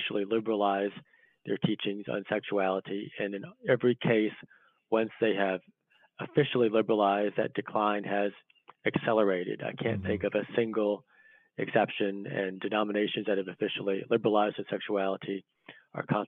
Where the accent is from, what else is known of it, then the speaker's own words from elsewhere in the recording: Northern Virginia, United States; I'm from Northern Virginia, outside DC